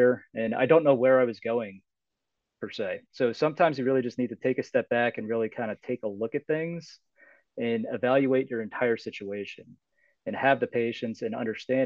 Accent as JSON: {"language": "English", "country": "United States", "tie": "born or raised there", "also_born_or_lived": "New York / New Jersey", "said": "I grew up in New York and New Jersey"}